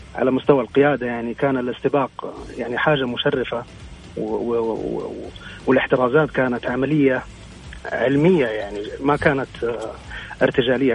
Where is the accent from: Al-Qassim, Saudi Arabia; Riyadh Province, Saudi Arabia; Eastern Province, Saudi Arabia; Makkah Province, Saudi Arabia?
Makkah Province, Saudi Arabia; Jeddah; moved away as an adult; أنا من جدة أصلاً، ولكن انتقلت العملي من سبع سنوات